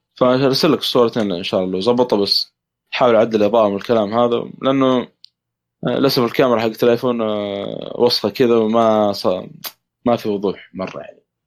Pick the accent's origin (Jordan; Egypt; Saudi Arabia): Saudi Arabia; عندنا في السعوديه